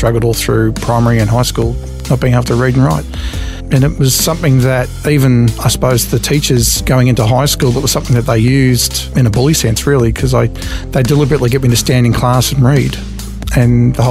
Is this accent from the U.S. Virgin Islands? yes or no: no; Mitcham, Victoria, Australia; now in Kinglake, Australia; I was actually born in Mitcham